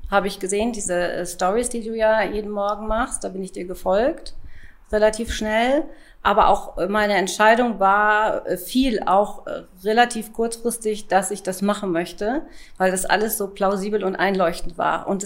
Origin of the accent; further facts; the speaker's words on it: Hanover, Lower Saxony, Germany; Ich komme aus dem Großraum Hannover und ich bin im Außendienst tätig.